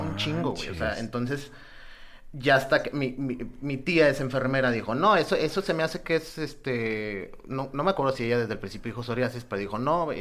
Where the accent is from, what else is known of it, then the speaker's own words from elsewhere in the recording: Nuevo Laredo, Tamaulipas, Mexico; yo soy de Nuevo Laredo